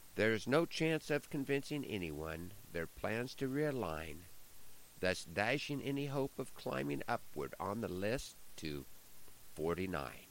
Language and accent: English; Nebraska, United States; my home state of Nebraska